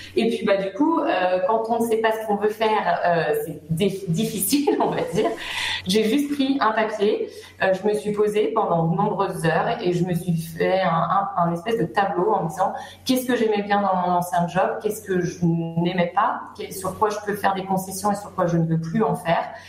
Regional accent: Brittany, France; moved away as an adult; also born or lived in Paris; now in Troyes, France; je suis bretonne d'origine

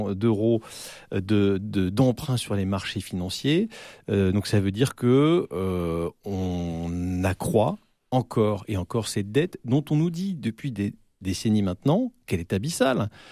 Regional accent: France; je suis un Français moyen

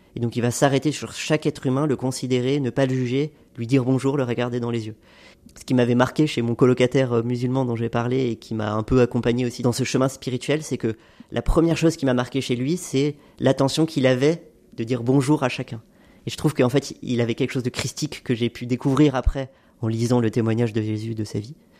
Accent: Haute-Savoie, Auvergne-Rhône-Alpes, France; j'ai grandi en Haute-Savoie d'un père français et d'une mère libanaise

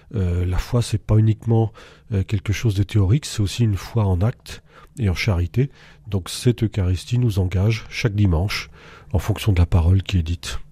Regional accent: Montceau-les-Mines, Saône-et-Loire, Bourgogne-Franche-Comté, France; moved away as an adult; now in Montluel, France; je suis originaire de Saône-et-Loire, de mont mines j'ai quitté pour mes études

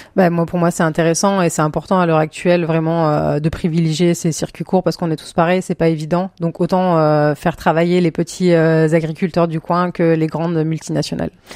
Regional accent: Clermont-Ferrand, Auvergne-Rhône-Alpes, France; moved away as an adult; now in Vendée, France; moi je viens d'Auvergne de base, donc j'ai fait mes études là-bas

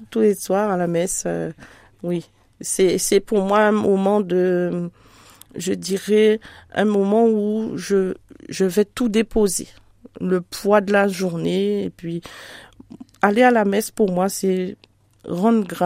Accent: Antilles, France; chez nous aux Antilles, nous sommes chrétiens de naissance.

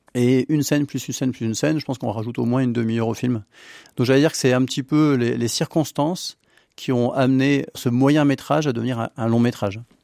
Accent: the Nord, between Lille and Dunkirk, Hauts-de-France, France; now in Beaujolais, France; je suis du, du Nord, entre Lille et Dunkerque

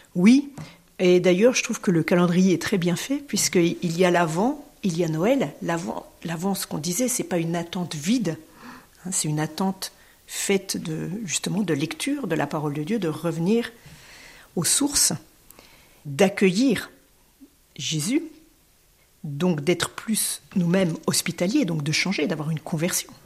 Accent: France; en tant que Français, en tant que citoyenne française

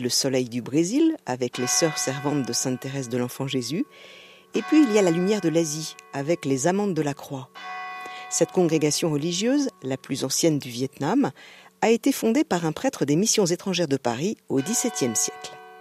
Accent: Senegal; also born or lived in Lisieux, France; now in France; je suis originaire du Sénégal, mais j'habite ici depuis très longtemps.

